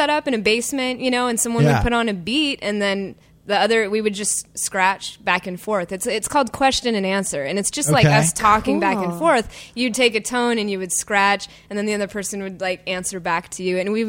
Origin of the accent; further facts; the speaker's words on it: Seattle, Washington, United States; moved away as an adult; now in Los Angeles, United States; I grew up in Seattle.